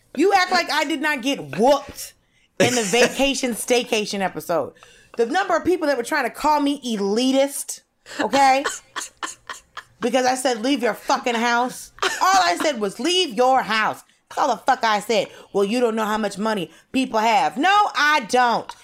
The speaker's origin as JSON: {"language": "English", "town": "Norcross", "region": "Georgia", "country": "United States", "tie": "born or raised there", "also_born_or_lived": "Atlanta", "moved": "yes", "said": "I also grew up in the city that is the location of the headquarters of Waffle House. I grew up in North Cross, Georgia"}